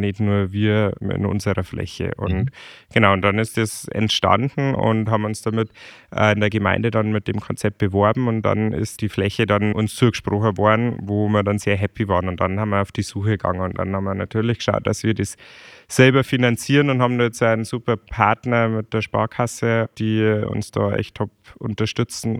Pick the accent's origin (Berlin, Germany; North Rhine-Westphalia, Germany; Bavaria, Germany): Bavaria, Germany; Chiemgau; irgendwann mag ich wieder zurück ins Chiemgau, weil es bei uns einfach ja. so schön ist